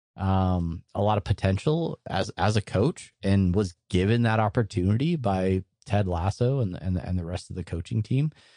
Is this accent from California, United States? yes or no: yes; San Diego, California, United States; moved away; growing up in San Diego